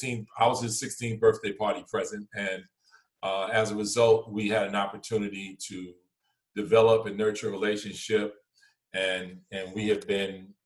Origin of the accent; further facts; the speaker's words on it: South Boston, Virginia, United States; born there; I was born in South Boston, Virginia, Halifax County.